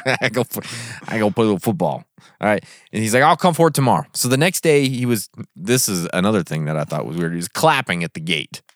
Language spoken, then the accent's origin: English; Kamas, Utah, United States; also born or lived in Vernal, Utah; I grew up in a place called Camas, Utah